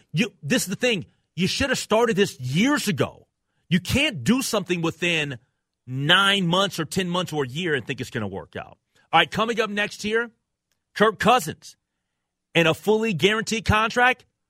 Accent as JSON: {"language": "English", "town": "Minneapolis", "region": "Minnesota", "country": "United States", "tie": "born or raised there", "said": "I'm a Minneapolis guy. I grew up in Minneapolis."}